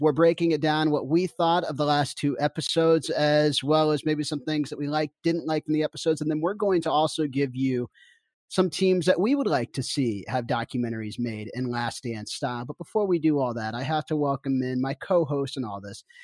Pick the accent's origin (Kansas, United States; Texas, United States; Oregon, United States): Kansas, United States; Kansas City; I was a kid from Kansas that grew up in Kansas City